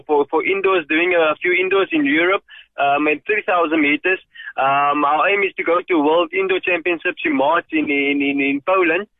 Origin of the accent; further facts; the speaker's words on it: George, Western Cape, South Africa; I grew up in George. I grew up in a colored location just outside George Buckelsdorp.